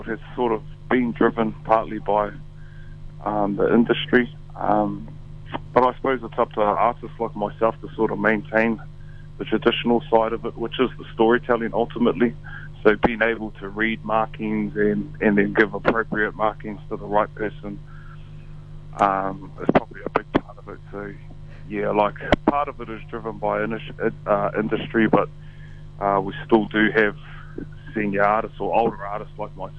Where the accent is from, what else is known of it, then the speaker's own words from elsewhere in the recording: Tauranga, Bay of Plenty, New Zealand; Born and raised in Tauranga